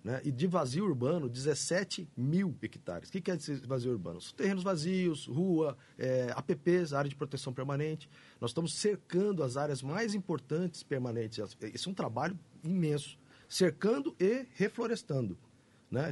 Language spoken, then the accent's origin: Portuguese; Campo Grande, Mato Grosso do Sul, Brazil; Eu sou, nasci aqui, né, Nasci na Cano Mariano, sou Campo Grandense, minha família é toda daqui